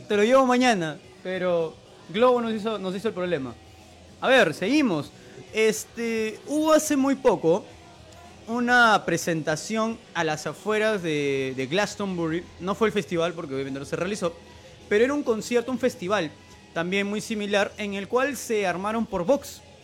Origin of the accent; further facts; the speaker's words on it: Peru; nosotros como peruanos